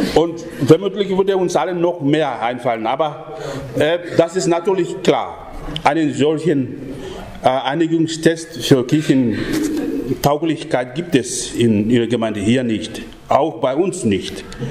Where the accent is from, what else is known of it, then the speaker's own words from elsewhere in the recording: Papua New Guinea; moved away; bei uns in Papua-Neuguinea. Denn es ist nicht sehr lange her, nur etwas über 140 Jahre her, dass der christliche Glaube in unser Land angekommen ist